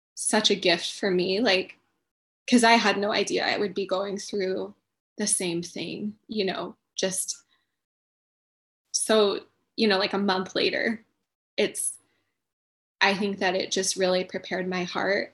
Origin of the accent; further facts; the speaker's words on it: Chelan, Washington, United States; I grew up in Chelan too